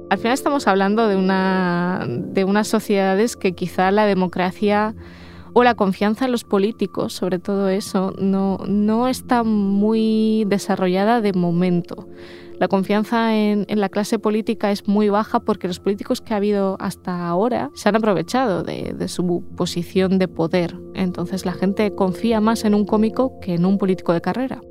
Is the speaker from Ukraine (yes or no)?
yes; Ukraine; first language Russian; Spanish is a second language; now in Spain; Mi lengua materna y la lengua que sigo usando en casa es el ruso. Yo soy ruso parlante en, en, Ucrania, aunque, sea, aunque nací ucraniana, igual que mis padres